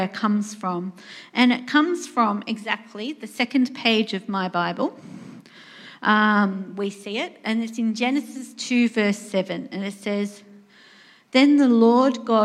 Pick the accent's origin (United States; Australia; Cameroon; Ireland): Australia; I'm Australian